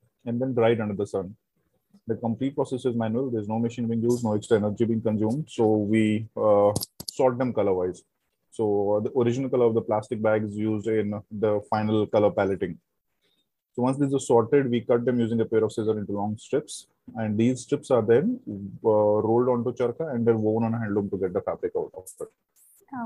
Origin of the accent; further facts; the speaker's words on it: Jammu and Kashmir, India; moved away; also born or lived in Mumbai / Pune; I'm actually from the Kashmir. So I'm born in Kashmir. Then we moved out from the Kashmir in 90s due to the militancy